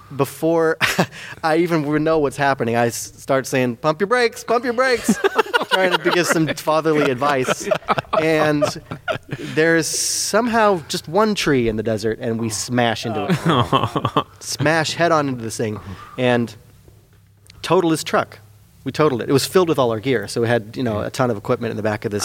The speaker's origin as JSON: {"language": "English", "town": "Petaluma", "region": "California", "country": "United States", "tie": "born or raised there", "said": "as a youth in Petaluma, I grew up in Petaluma, Petaluma High"}